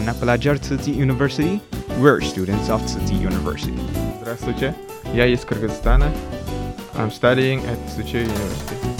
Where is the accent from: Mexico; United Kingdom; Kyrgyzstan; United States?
Kyrgyzstan; moved away as an adult; now in Taiwan; I'm from Kyrgyzstan, which is located in Central Asia.